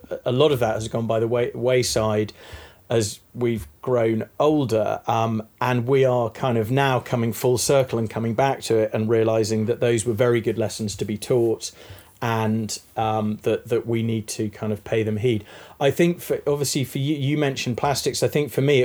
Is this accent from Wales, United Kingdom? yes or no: no; East Midlands, United Kingdom; now in London, United Kingdom; I was born in the Midlands, which is a bit non-descriptive, or was brought up in the Midlands instead of Northamptonshire, Leicestershire. But I've lived in London